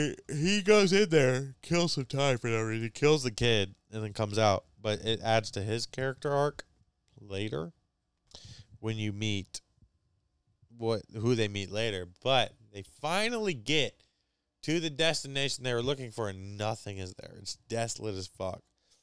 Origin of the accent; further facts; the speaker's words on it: United States; for us Americans